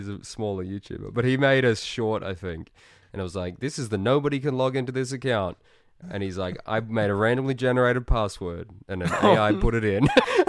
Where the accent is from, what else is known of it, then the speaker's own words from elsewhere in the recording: Australia; I'm Australian